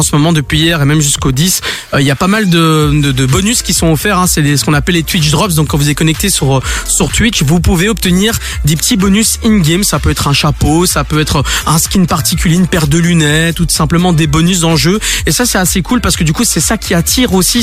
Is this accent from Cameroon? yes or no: no; Belgium; chez nous en Belgique